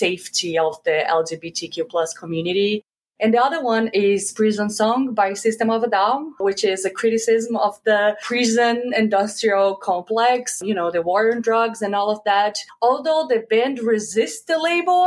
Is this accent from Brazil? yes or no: yes; Belo Horizonte, Minas Gerais, Brazil; moved away; I'm from Belo Horizonte, Minas Gerais, which is the fifth largest city in Brazil. Growing up, there really was just two teams in the city